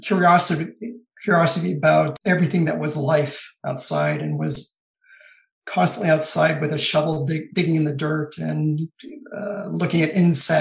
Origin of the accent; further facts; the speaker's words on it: Los Angeles, California, United States; I grew up in Southern California in the suburbs of Los Angeles and San Fernando Valley